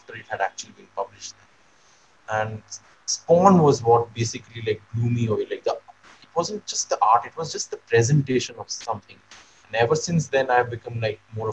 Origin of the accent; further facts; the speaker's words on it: India; back then in India, you never saw people kiss on TV or anything.